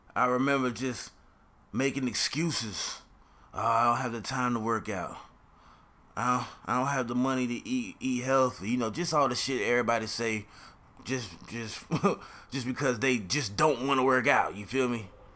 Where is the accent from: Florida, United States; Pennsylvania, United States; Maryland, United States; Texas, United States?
Florida, United States; Jacksonville; I'm from Jacksonville, Florida.